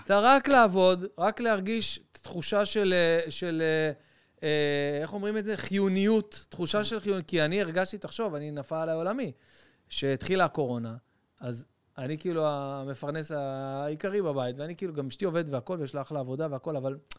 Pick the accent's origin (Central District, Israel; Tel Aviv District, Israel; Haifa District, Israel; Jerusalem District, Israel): Tel Aviv District, Israel; Bat Yam; בית ענק בבת ים